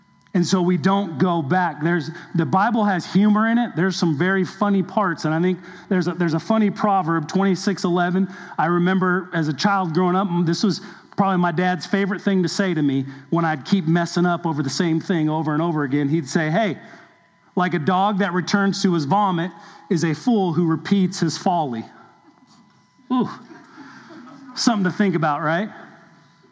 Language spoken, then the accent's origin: English; Southern California, United States; in my younger days growing up in Southern California